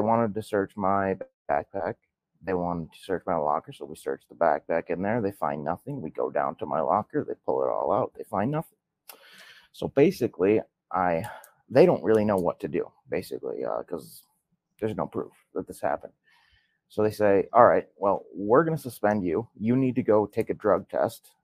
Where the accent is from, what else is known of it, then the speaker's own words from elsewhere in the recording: Milwaukee, Wisconsin, United States; I was born in Milwaukee, Wisconsin. And I was born in 92. So I'm 30 years old right now. I lived in Milwaukee with both of my parents till the mid 2000s